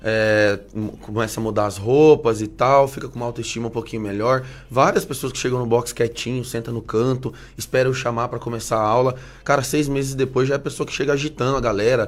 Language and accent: Portuguese; Rondônia, Brazil; also born or lived in Curitiba, Paraná; now in Ponta Grossa, Brazil; É, eu sou natural de Rondônia, né, lá no, no nortão do, do, país, e me mudei para cá, para cá, para o Paraná, fazem já uns 16 anos.